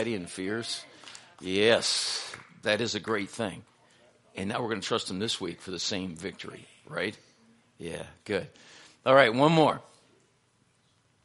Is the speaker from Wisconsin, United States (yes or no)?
yes; Minocqua, Wisconsin, United States; I was born in Minocqua, so I know that area fairly well